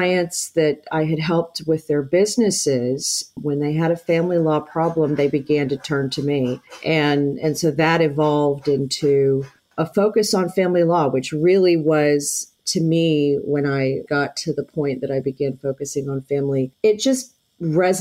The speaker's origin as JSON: {"language": "English", "town": "Houston", "region": "Texas", "country": "United States", "tie": "born or raised there", "said": "I'm a fourth generation Houstonian. I've been here a long time, went to Lamar High School over on Westheimer"}